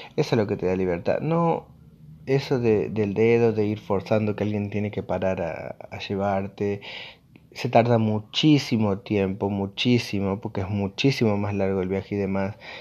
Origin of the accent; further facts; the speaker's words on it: Argentina; yo soy de Argentina específicamente